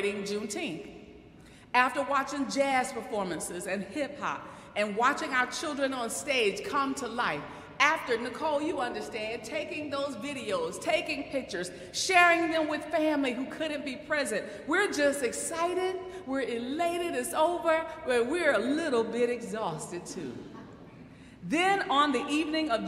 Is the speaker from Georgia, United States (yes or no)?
no; Cheraw, South Carolina, United States; now in New York City, United States; my hometown